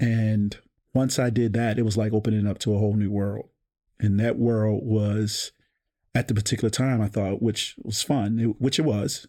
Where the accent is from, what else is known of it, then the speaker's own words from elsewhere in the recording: Baltimore, Maryland, United States; I grew up in Park Heights